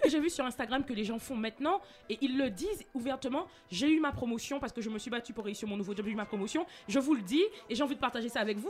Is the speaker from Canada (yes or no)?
no; Martinique; moved away; je suis née en Martinique, mon regard il n'était pas vers l'Europe